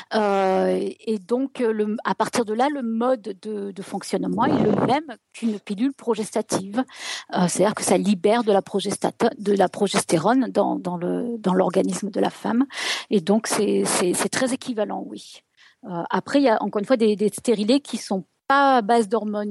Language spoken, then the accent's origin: French; France; moved away; ça fait 20 ans que j'ai quitté la France